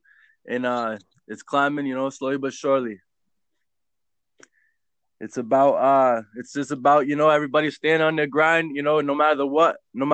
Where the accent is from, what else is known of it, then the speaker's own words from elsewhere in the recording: Malone, New York, United States; also born or lived in Abbeville, Louisiana; straight out of Malone, New York, upstate New York